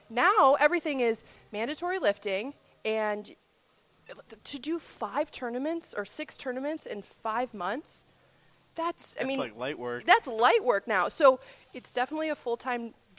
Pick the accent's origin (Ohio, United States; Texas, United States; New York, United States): Ohio, United States; Sylvania; I was born and raised in Sylvania